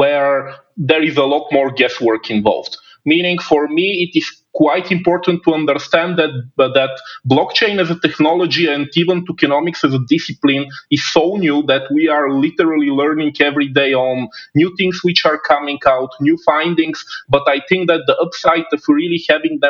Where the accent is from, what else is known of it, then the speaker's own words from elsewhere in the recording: Bulgaria; also born or lived in China; my home country of Bulgaria